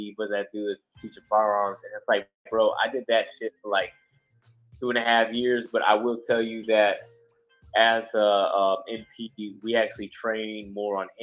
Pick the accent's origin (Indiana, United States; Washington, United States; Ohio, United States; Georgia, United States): Georgia, United States; I grew up in Georgia